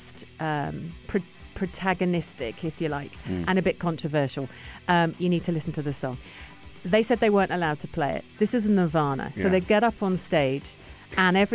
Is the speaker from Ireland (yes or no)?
no; United Kingdom; now in United Arab Emirates; reading this as a Brit